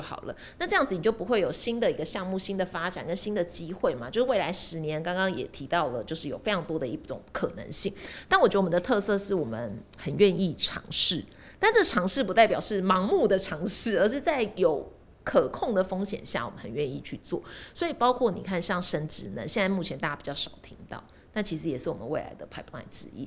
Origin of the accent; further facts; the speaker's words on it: Taiwan; 我们是身为台湾人